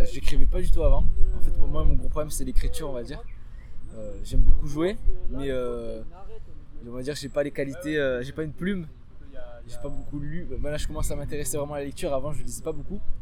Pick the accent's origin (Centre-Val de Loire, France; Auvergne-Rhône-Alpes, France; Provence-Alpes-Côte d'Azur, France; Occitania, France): Provence-Alpes-Côte d'Azur, France; Marseille; moved away as an adult; now in Nice, France; Je suis pas niçois de base, moi je viens de Marseille. J'ai grandi là-bas depuis que j'ai 6 ans.